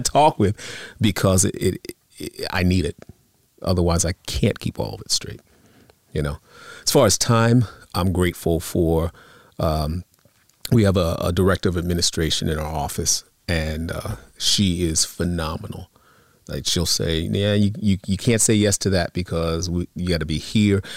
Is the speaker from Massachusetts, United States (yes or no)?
no; Long Island, New York, United States; also born or lived in Bronx, New York; now in New Jersey, United States; I grew up on Long Island. So very, I was near the city